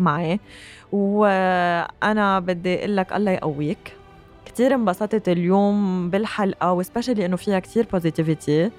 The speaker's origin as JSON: {"language": "Arabic", "country": "Lebanon", "said": "نحن اليوم بحاجة كلبنانية"}